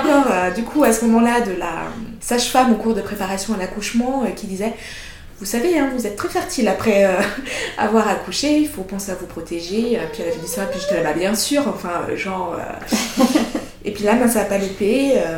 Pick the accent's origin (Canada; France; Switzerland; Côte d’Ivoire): Switzerland; also born or lived in Madagascar; Je suis arrivée en Suisse euh, quand j'avais 4 ans